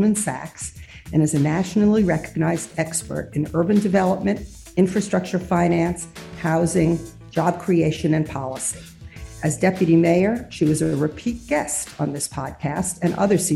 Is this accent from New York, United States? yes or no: yes; New York City, New York, United States; as a New Yorker